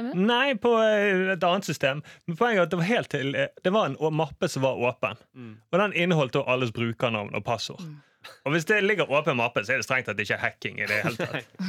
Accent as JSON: {"language": "Norwegian", "town": "Bergen", "region": "Vestland", "country": "Norway", "said": "som bergenser"}